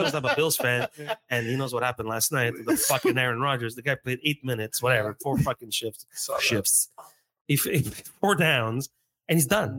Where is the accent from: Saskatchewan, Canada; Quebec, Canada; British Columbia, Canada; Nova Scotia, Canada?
Quebec, Canada; Montreal; Not because we're from Montreal